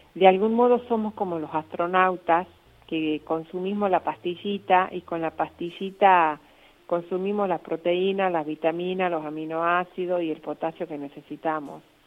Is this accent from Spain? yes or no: no; Lules, Tucumán, Argentina; now in Rosario, Argentina; soy tucumana, del Tucumán profundo. Soy de Lules y vivo en Rosario